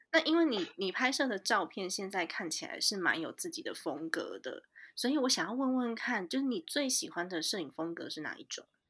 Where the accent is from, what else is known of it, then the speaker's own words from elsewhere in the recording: Taiwan; also born or lived in United States; 我从小就在台湾长大，我只有念书的时候去美国而已